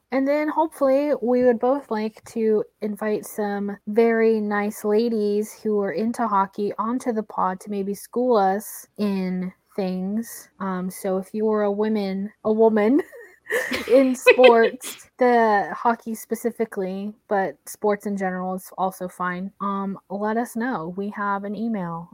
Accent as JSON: {"language": "English", "region": "Oklahoma", "country": "United States", "said": "I'm from Oklahoma"}